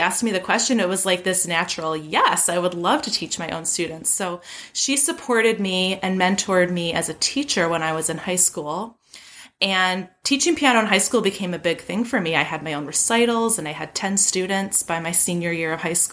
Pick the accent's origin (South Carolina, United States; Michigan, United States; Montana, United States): Michigan, United States; Grosse Pointe; I'm right outside Detroit in a smallish town called Grosse Pointe, Michigan. It's my hometown